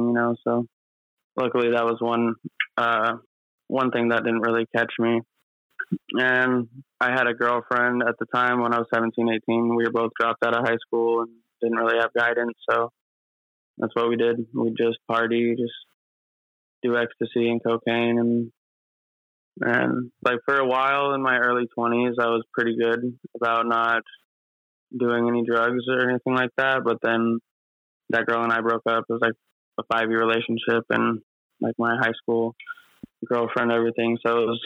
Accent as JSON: {"language": "English", "region": "Arizona", "country": "United States", "tie": "born or raised there", "said": "I grew up in Arizona"}